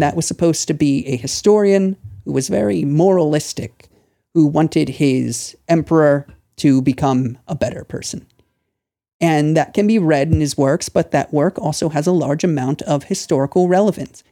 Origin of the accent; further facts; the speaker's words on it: Lancaster, Pennsylvania, United States; moved away as an adult; also born or lived in Thailand; now in China; I'm from the state of Pennsylvania, the small city of Lancaster